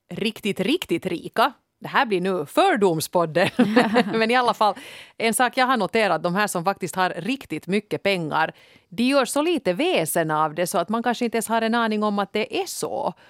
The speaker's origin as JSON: {"language": "Swedish", "town": "Helsinki", "region": "Uusimaa", "country": "Finland", "tie": "born or raised there", "said": "jag kommer från en sån där väldigt prydlig Helsingfors förort som heter Kårböle. Inte så jättegangsta"}